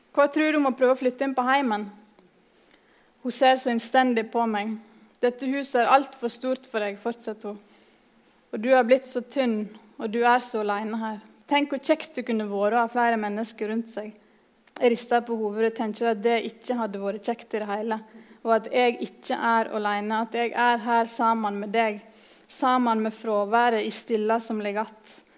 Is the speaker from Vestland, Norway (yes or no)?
yes; Nordfjordeid, Vestland, Norway; kommer jeg fra Nordfjordeid i Sogn og Fjordane